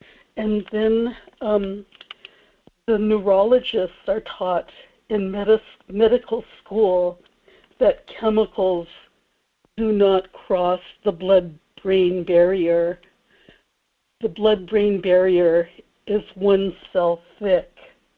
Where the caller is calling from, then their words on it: Kodiak, Alaska, United States; in Kodiak.